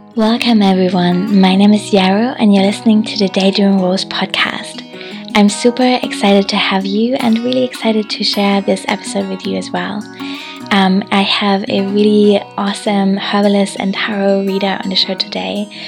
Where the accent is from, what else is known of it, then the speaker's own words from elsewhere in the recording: Hamburg, Germany; moved away; I'm in Hamburg at the moment, which is my hometown